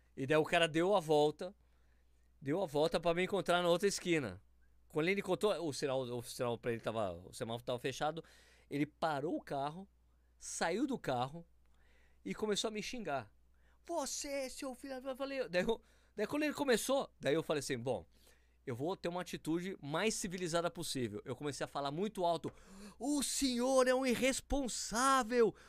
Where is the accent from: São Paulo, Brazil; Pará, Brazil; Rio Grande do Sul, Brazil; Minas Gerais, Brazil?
São Paulo, Brazil; moved away; eu sou paulistano, né? Morava em São Paulo.